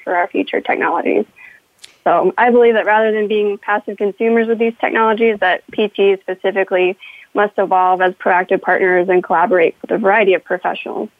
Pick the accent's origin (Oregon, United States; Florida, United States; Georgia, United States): Florida, United States; Space Coast; moved away; I'm from the Space Coast where I could usually view all the launches from my bedroom window